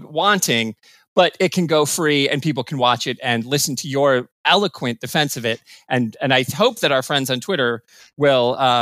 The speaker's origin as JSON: {"language": "English", "region": "Michigan", "country": "United States", "tie": "born or raised there", "moved": "yes", "said": "my home state of Michigan"}